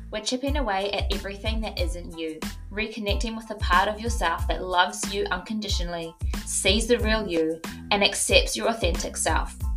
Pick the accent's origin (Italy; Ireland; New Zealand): New Zealand; moved away; fly home for Christmas